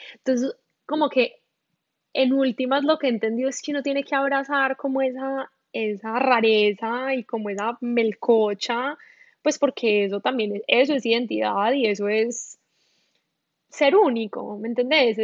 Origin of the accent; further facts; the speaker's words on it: Medellín, Antioquia, Colombia; accent: paisa; moved away as an adult; also born or lived in Bogotá, Colombia; now in Miami, United States; Yo nací en Medellín, em, viví en Medellín como hasta los cuatro años más o menos